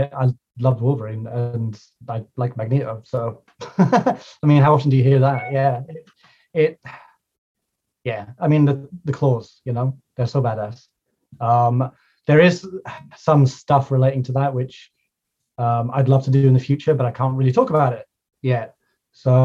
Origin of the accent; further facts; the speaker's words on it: Highlands of Scotland, United Kingdom; I live in the rural Highlands of Scotland